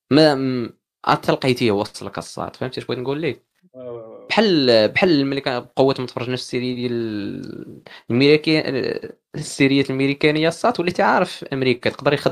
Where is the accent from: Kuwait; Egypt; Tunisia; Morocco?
Morocco; احنا كمغاربه